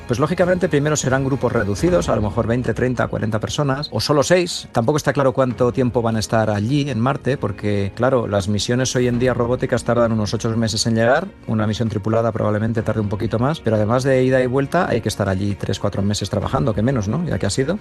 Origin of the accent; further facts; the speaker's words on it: Burgos, Castile and León, Spain; yo soy de Burgos y, paseo muchas veces por Atapuerca